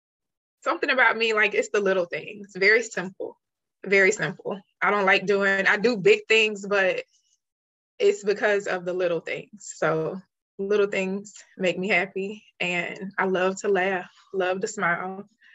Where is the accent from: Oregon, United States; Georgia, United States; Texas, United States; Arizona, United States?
Georgia, United States; Atlanta; Born and raised in Atlanta. I'm a peach. Been here all my life, but willing to get out of state for the Boazes out there.